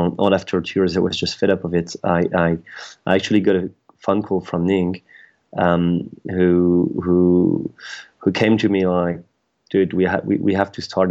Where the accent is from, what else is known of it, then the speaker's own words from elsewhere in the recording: France; moved away as an adult; now in United Kingdom; I'm French. I was born in France, raised there, and I've been living in France for the first, I'll say, I'm trying to remember, 27 years of my life.